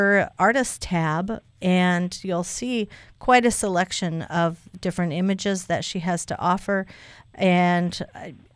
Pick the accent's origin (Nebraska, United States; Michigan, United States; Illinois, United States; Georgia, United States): Nebraska, United States; I'm from Nebraska